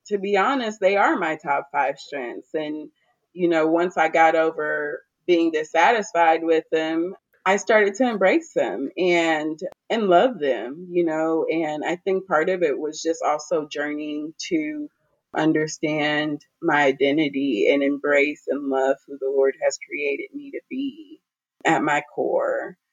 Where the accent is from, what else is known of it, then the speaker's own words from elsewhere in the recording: Garland, Texas, United States; now in Austin, United States; I am from the Dallas, Texas area. I grew up um, specifically in Garland. I am Nigerian, but I've lived in the States my whole life.